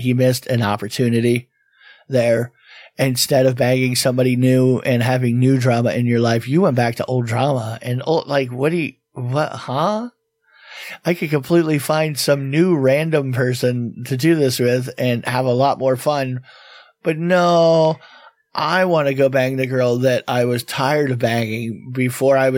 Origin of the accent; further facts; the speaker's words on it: South Florida, United States; now in Tampa Bay, United States; we're from South Florida